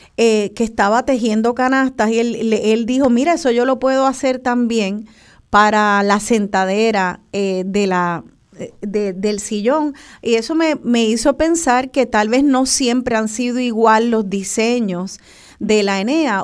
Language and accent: Spanish; Puerto Rico; como lo somos los puertorriqueños de la familia boricua